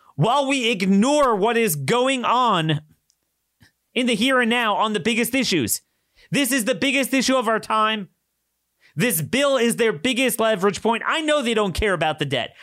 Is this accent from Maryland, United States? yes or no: yes; Maryland, United States; My home state has ninety-seven percent compliance in Maryland